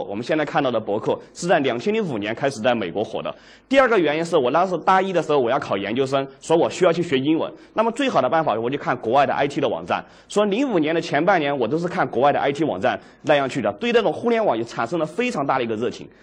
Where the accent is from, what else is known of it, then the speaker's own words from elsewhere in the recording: Dujiangyan, Sichuan, China; also born or lived in Chengdu; 我的老家是独江堰